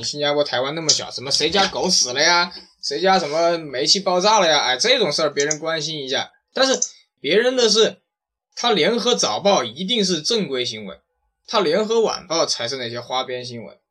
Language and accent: Chinese; China; 我觉得，我觉得我们中国人应该把事情放在这种上面，就是真正的创新上。